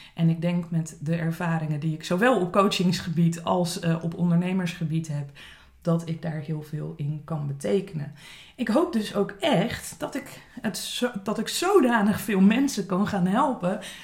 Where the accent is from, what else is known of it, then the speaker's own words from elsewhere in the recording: Dordrecht, South Holland, Netherlands; moved away as an adult; also born or lived in Zwijndrecht / Leiden / South Africa; now in Scheveningen, Netherlands; ik ben eh, geboren in Zwijndrecht, op mijn eerste in Dordrecht gaan wonen. Op mijn achttiende besloten mijn ouders dat ze naar Scheveningen wilden verhuizen.